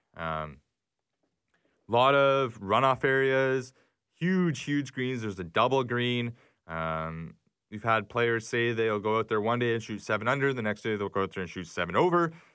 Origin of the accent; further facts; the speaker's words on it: Canada; as a Canadian